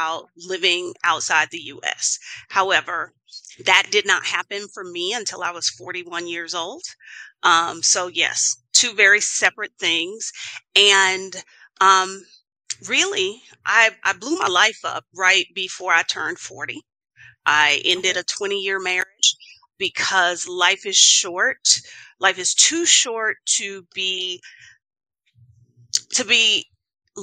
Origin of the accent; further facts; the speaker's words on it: Houston, Texas, United States; moved away as an adult; now in Mexico City, Mexico; I'm originally from Houston, Texas, but I call Mexico City home